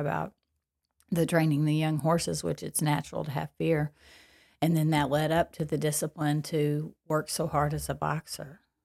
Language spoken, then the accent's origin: English; Paducah, Kentucky, United States; accent: Kentucky; moved away; I grew up in Paducah, Kentucky